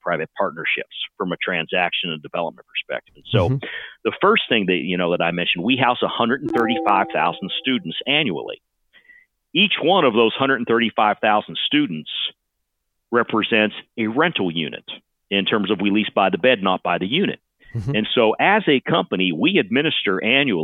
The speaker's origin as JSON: {"language": "English", "region": "northern panhandle of West Virginia", "country": "United States", "tie": "born or raised there", "moved": "yes", "lives_now": "Austin, United States", "said": "I grew up in the very northern panhandle of West Virginia, the son and grandson of steelworkers"}